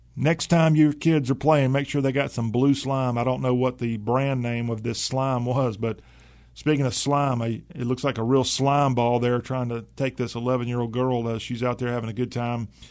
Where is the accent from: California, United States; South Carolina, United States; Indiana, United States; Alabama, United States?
South Carolina, United States; I grew up in South Carolina. I'm a proud South Carolinian.